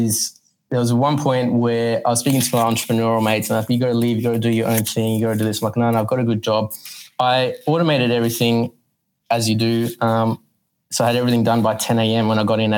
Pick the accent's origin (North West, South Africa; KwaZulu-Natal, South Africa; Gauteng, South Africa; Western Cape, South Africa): Gauteng, South Africa; Johannesburg; now in Sydney, Australia; from Sydney, well, reside in Sydney, Australia, born Johannesburg, South Africa, came here 23 years ago now